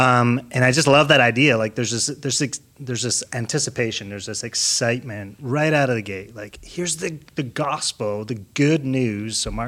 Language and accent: English; Scotland, United Kingdom; I'm from Scotland. So that's also a fun fact. Yeah. I don't really sound like I'm from Scotland anymore.